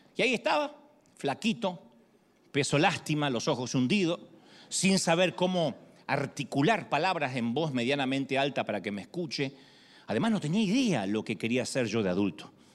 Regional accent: Argentina; moved away; soy argentino

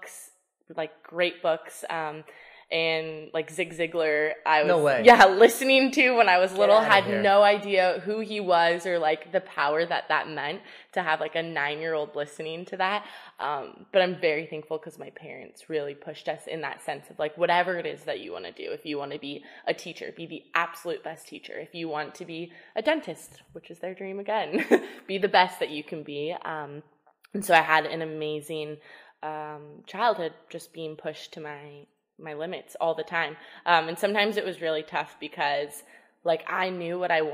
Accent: Southern California, United States; I was born and raised in Southern California, so I am truly a California girl

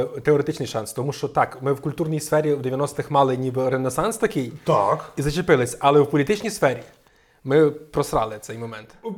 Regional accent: Zadnistrianske, Ivano-Frankivsk Oblast, Ukraine; я з села Задністрянське, де залізнична станція Бовщів

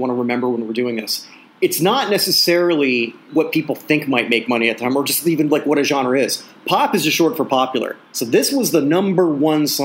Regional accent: Burlington, Ontario, Canada; we listened to this Hamilton station when I was growing up in Burlington

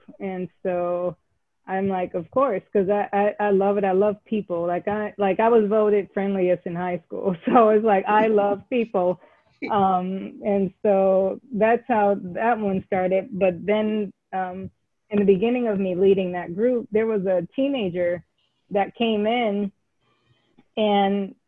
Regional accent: California, United States; born or raised there; moved away; also born or lived in Pittsburgh, Pennsylvania / Atlanta, Georgia

